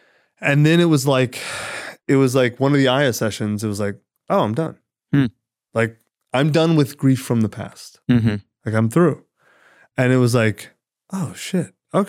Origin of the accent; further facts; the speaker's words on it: United States; I'm an American for sure.